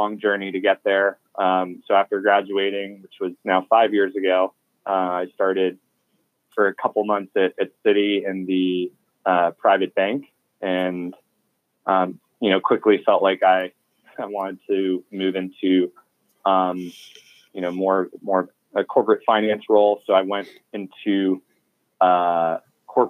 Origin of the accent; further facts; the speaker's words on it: Washington, District of Columbia, United States; moved away as an adult; also born or lived in New York City / Austin, Texas; originally, I'm from Washington, D.C., grew up there, went to high school a couple blocks away from the United States Capitol building.